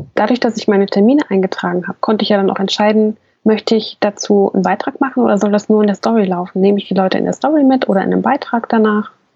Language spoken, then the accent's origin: German; Hesse, Germany; Ich bin ja aus Hessen